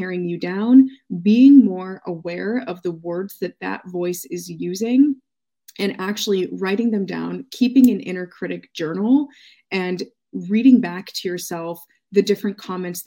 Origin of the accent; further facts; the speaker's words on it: United States; my experience being American